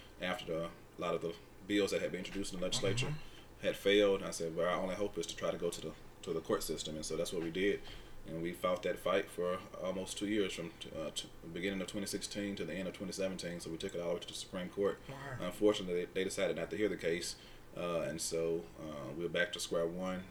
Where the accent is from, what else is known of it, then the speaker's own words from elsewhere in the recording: Moss Point, Mississippi, United States; also born or lived in Alabama / Florida; now in Grenada, United States; I grew up in Mossport, Mississippi on the Gulf Coast.